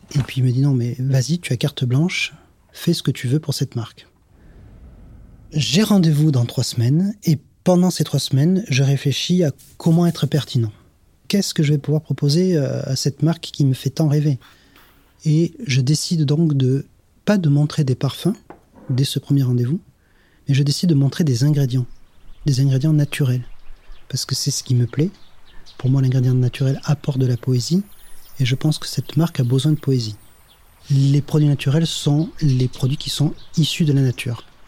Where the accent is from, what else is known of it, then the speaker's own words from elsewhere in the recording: Grasse, Provence-Alpes-Côte d'Azur, France; Je suis né à Grasse. Ma grand-mère était ce qu'on appelle une cueilleuse de fleurs. Et je partais avec elle le matin quand j'étais jeune, cueillir le jasmin avec elle.